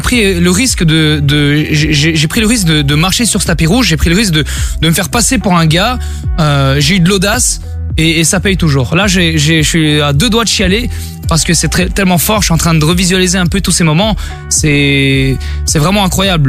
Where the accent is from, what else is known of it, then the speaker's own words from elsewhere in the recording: Brussels, Brussels-Capital Region, Belgium; je viens de Bruxelles comme vous